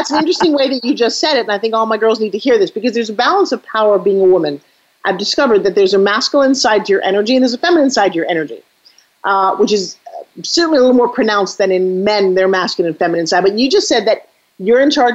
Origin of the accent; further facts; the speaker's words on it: New York, United States; I come from New York